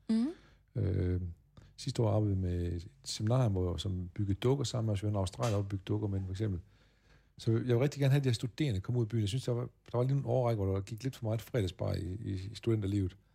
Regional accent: Åbyhøj, Central Denmark Region, Denmark; born there; Ja, jeg er født i Åbehøj, 4 km hjemme

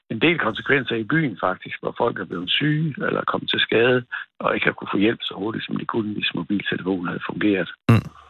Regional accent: Fanø, Southern Denmark, Denmark; Nej, det er jeg ikke. Jeg kommer fra Fanø.

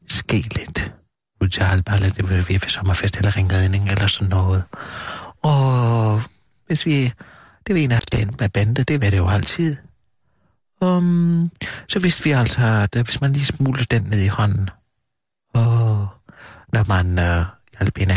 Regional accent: Southern Denmark, Denmark; det er vi, altså det er nede i Sønderjylland, hvor jeg kommer fra.

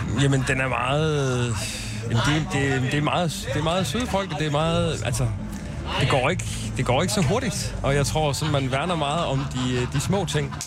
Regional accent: Silkeborg, Central Denmark Region, Denmark; moved away as an adult; also born or lived in Copenhagen; now in Roskilde, Denmark; Jeg er fra Silkeborg. Og flyttede til København i 99

